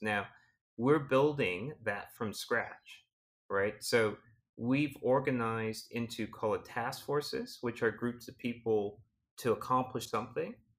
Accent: Canada

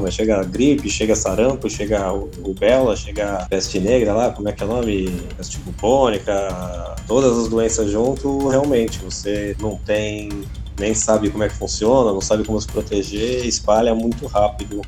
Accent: Santos, São Paulo, Brazil; eu sou de Santos, São Paulo

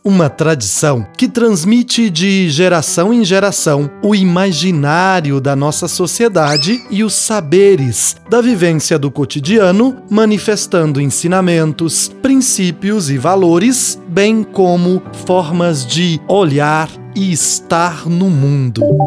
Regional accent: Minas Gerais, Brazil; Minha mãe fez um bornal jornal para eu levar meu material para a escola quando eu era pequeno, lá em Minas

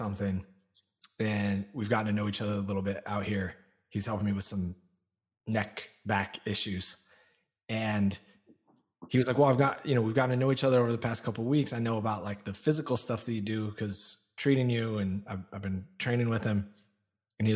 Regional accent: Olympia, Washington, United States; I was born outside of Seattle in Olympia, Washington

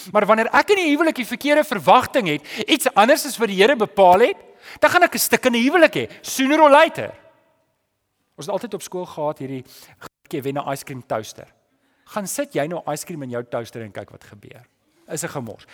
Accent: South Africa; ons is daarom Suid-Afrikaners

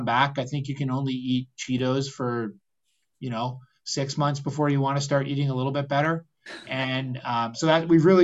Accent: Canada; we're very Canadian that way

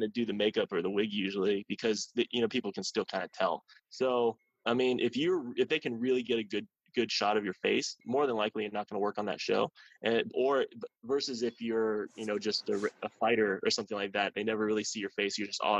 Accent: Columbus, Ohio, United States; now in Los Angeles, United States; it was actually shooting in Columbus, Ohio, which is my hometown.

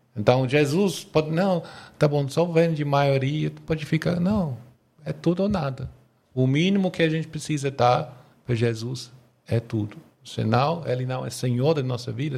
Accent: England, United Kingdom; Portuguese is a second language; moved away as an adult; now in Brazil

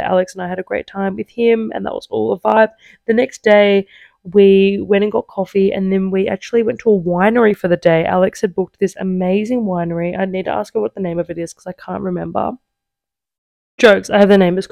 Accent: Australia; now in Italy; I was like, Australia

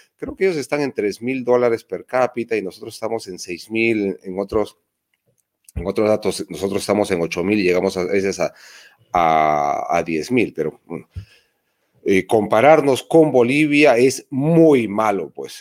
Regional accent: Peru; yo he nacido en Perú. ¿Qué más originario puede haber que yo que he nacido en Perú?

